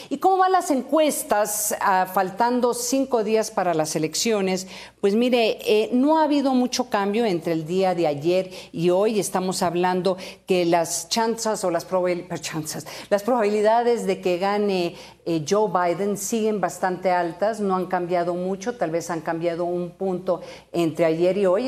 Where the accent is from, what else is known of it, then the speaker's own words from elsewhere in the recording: Sonora, Mexico; en mi tierra como en Sonora